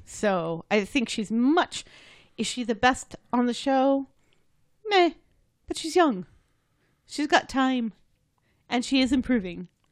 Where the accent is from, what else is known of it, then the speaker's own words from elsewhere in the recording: United States; I'm American